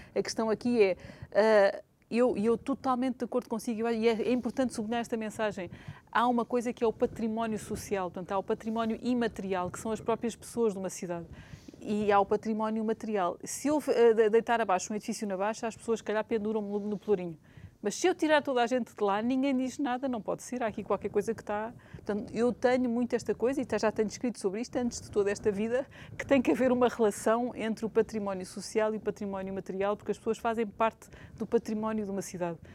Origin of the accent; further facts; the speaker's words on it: Lisbon, Portugal; also born or lived in London; nós temos que tomar consciência como lisboetas